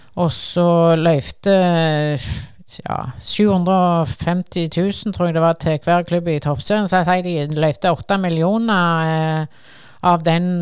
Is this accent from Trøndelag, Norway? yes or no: no; Sandnes, Rogaland, Norway; Jeg kommer jo fra Ngara fra Stangeland, eh, som er grense til Sandnes kommune